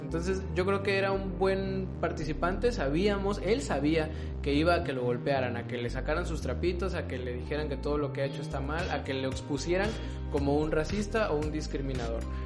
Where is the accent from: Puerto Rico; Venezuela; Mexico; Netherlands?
Mexico; como mexicano